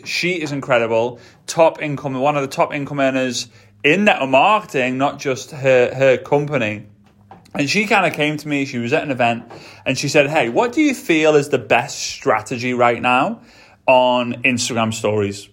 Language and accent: English; England, United Kingdom; moved away; I'm British, right? I'm from England